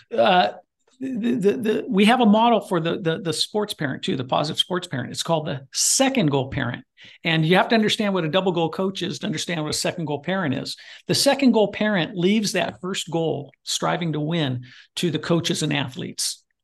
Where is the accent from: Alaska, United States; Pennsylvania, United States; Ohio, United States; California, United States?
California, United States; Goleta; moved away; I went back to Goleta, California, my hometown